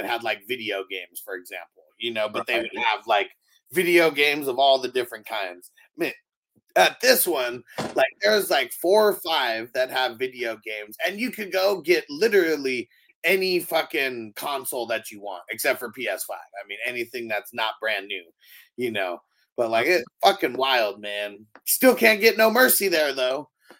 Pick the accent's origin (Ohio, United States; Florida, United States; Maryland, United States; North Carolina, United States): Ohio, United States; where I grew up at in Ohio, we consider a flea market a place where you can pay for used stuff